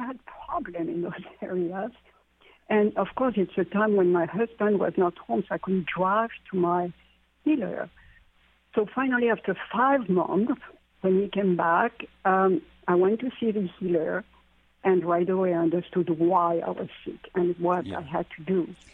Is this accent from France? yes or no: yes; France; moved away; growing up in France, in that part of France which is where the Druids uh, were, the Celtic area